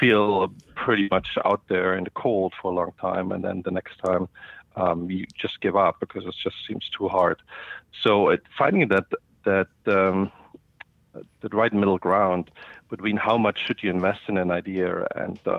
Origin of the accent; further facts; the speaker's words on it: Germany; moved away as an adult; also born or lived in India / Singapore; now in United States; I grew up in Germany and started my first business there in middle school